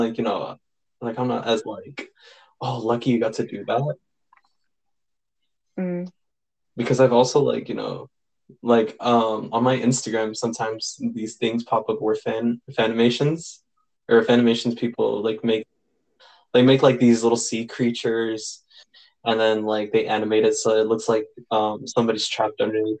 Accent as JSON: {"language": "English", "region": "California", "country": "United States", "tie": "born or raised there", "said": "I was born here in California"}